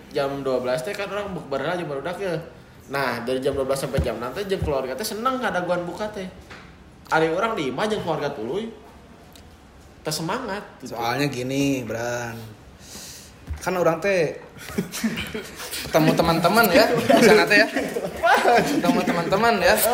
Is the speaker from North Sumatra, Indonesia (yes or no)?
no; West Java, Indonesia; ini podcast itu karena kita orang Sunda.